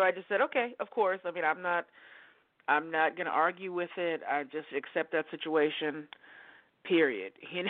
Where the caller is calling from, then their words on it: Oregon, United States; calling you from Oregon.